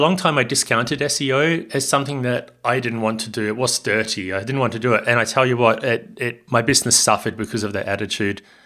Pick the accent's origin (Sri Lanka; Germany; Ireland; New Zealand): New Zealand; Hamilton, Waikato; also born or lived in Australia; now in Barcelona, Spain; I'm from Hamilton in New Zealand, in the North Island, uh, a little bit south of Auckland